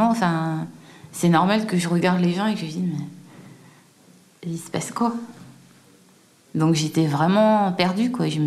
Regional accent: Guadeloupe, France; Et puis je rentre un peu chez moi en Guadeloupe, je reste quelques mois là-bas, je commence à me préparer.

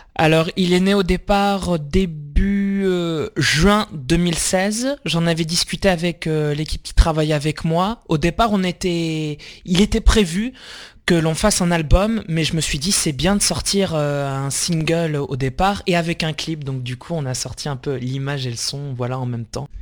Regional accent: La Rochelle, Nouvelle-Aquitaine, France; also born or lived in Fortaleza, Brazil; j'ai été adopté à l'âge de 6 mois et je suis arrivé en France en 1992, à La Rochelle.

